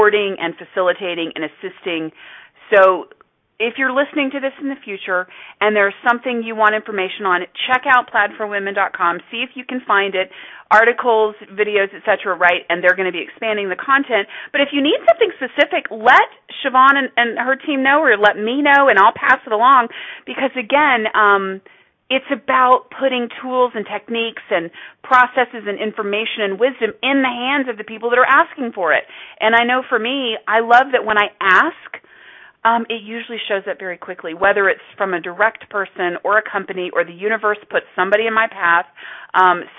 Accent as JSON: {"language": "English", "region": "Texas", "country": "United States", "said": "I was from Texas"}